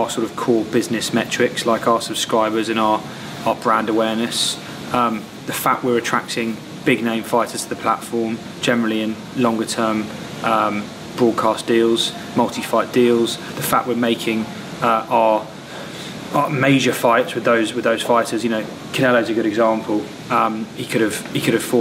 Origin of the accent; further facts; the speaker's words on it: United Kingdom; Speaking as a British fight fan myself